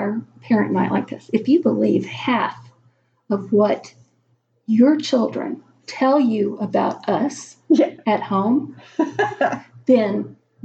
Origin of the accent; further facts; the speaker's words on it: Houston, Texas, United States; moved away as an adult; I was from Texas